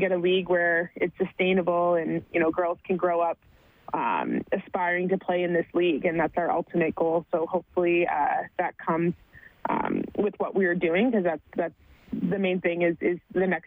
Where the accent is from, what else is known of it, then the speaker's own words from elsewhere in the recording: Sudbury, Ontario, Canada; moved away; I grew up in Sudbury, Ontario